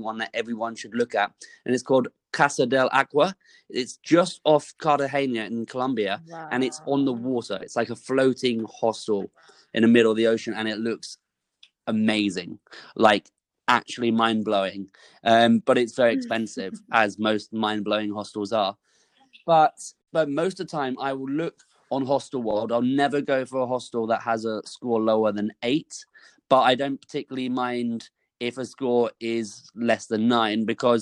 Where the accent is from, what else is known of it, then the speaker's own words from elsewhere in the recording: United Kingdom; I'm from the UK